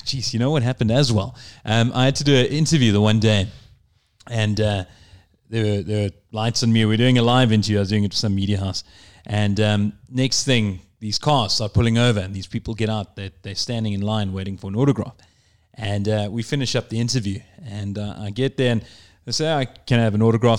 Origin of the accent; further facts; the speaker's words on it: South Africa; I'm from South Africa